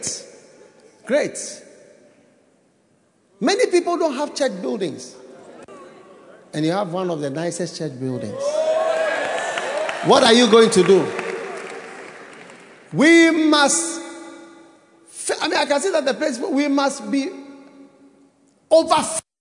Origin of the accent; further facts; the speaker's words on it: Ghana; I was born in Ghana